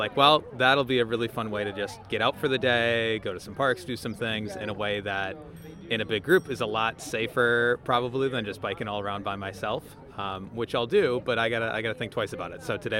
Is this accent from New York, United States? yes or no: no; Milwaukee, Wisconsin, United States; I'm from the Washington Heights neighborhood in Milwaukee.